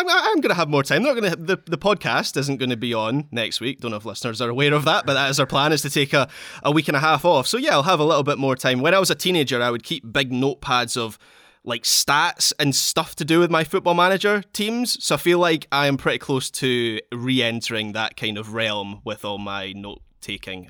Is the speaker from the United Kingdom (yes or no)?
yes; Scotland, United Kingdom; I'm Scottish